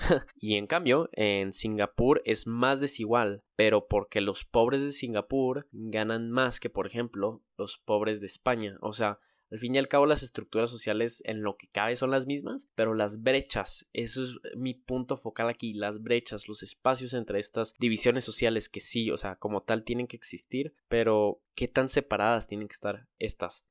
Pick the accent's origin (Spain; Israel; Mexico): Mexico; nosotros, México, es el país más desigual